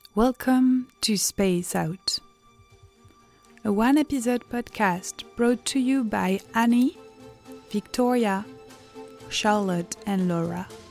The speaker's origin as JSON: {"language": "English", "country": "France", "said": "I'm zooming actually from France, where I'm from"}